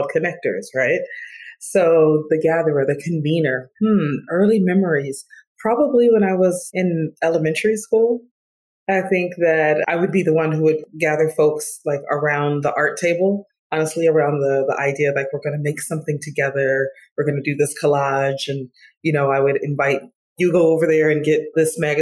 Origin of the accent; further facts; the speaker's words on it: Detroit, Michigan, United States; I grew up in Detroit, Michigan, off the hills of the civil rights movement.